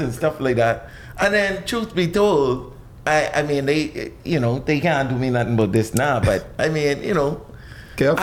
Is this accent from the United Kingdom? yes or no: no; Nassau, New Providence, Bahamas; I was born right here in New Providence.